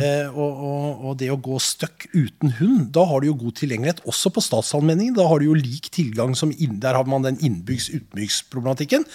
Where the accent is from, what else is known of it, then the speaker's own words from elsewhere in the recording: Nordmøre, Møre og Romsdal, Norway; moved away; Jeg er jo fra Nordmøre opprinnelig